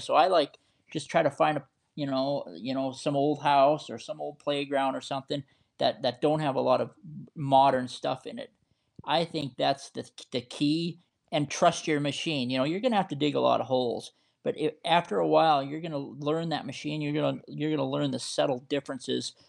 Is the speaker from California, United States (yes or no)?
no; Montana, United States; I was born and raised in Montana